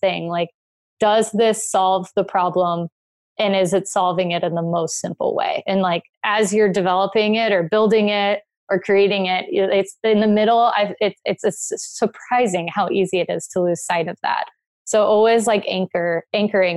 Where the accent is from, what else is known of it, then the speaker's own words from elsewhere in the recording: South Florida, United States; I grew up in South Florida.